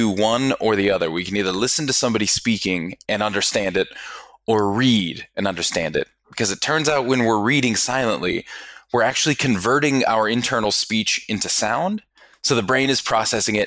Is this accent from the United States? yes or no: yes; Denver, Colorado, United States; moved away as an adult; also born or lived in Pittsburgh, Pennsylvania / Melbourne, Australia; I was born in Pittsburgh, but really quickly moved over to Denver. So pretty much spent most of my childhood there.